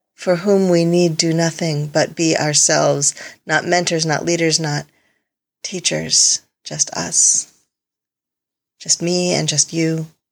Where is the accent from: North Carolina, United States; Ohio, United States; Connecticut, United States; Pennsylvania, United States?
Connecticut, United States; moved away; The house I grew up in in Connecticut